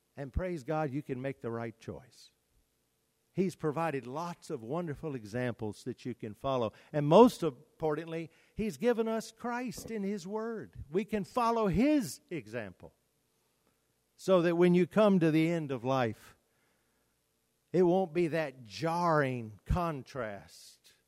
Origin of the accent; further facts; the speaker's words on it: United States; as Americans, we, we are so blessed to live in the United States